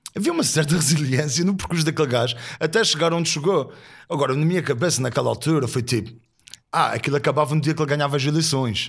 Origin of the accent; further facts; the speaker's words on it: Azores, Portugal; eu venho dos Açores, vejo que sou rural.